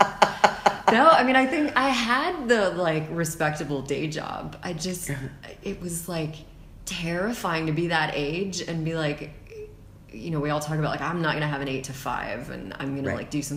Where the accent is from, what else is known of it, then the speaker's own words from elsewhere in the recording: Spring, Texas, United States; moved away as an adult; also born or lived in United Kingdom / France / Los Angeles; I grew up mostly in Texas, like just north of Houston, in a uh-huh. suburb called Spring, Texas.